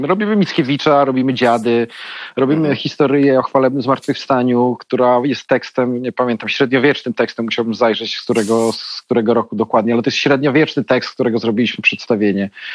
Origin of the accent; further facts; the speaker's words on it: Białystok, Podlaskie Voivodeship, Poland; now in Warsaw, Poland; ja jestem z Białego Stoku